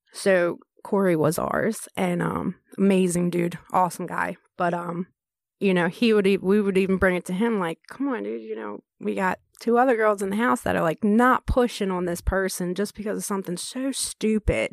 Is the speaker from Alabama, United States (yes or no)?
no; Baltimore, Maryland, United States; moved away as an adult; also born or lived in Tennessee / Cecil County, Maryland; that's my hometown